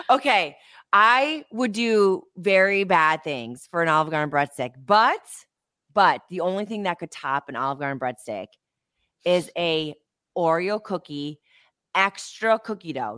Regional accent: Ohio, United States; growing up in Ohio

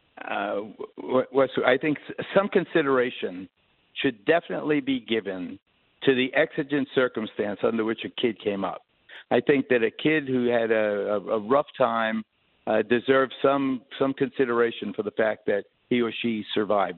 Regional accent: New York City, New York, United States; growing up in New York

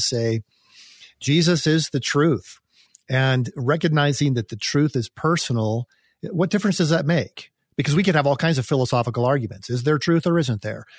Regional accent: United States; as an American

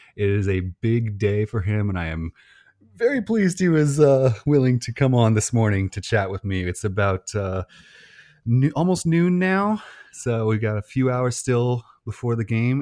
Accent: Illinois, United States; I'm from Illinois

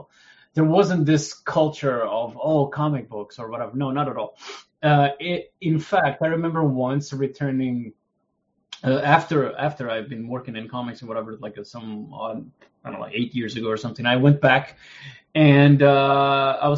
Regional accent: Mozambique; I'm from Mozambique

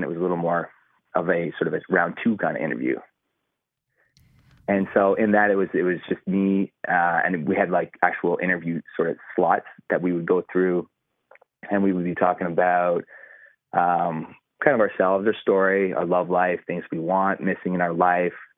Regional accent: Calgary, Alberta, Canada; moved away as an adult; now in Texas, United States; who I grew up with back in Calgary, Canada

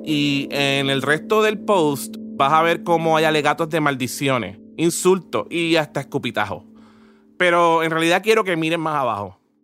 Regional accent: Puerto Rico; Como boricuas

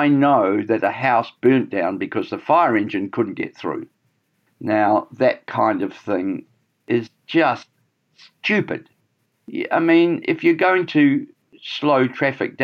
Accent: Scotland, United Kingdom; now in Auckland, New Zealand; I'm a Scot

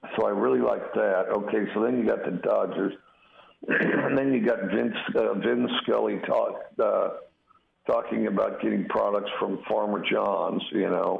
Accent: Wyoming, United States; moved away

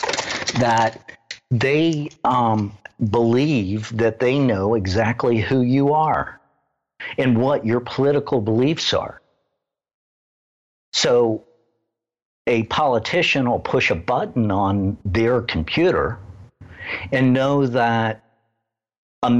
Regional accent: Midwest, United States; I grew up in the Midwest, in the middle of the Bible Belt

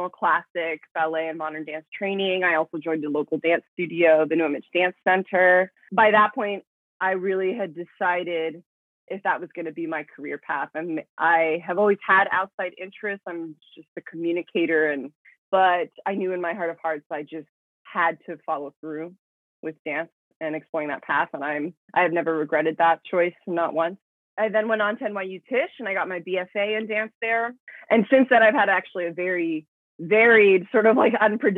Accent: Miami, Florida, United States; also born or lived in Dominican Republic; I was born in the Dominican Republic. I come from a Dominican family. And I grew up in Miami since I was like about a year old.

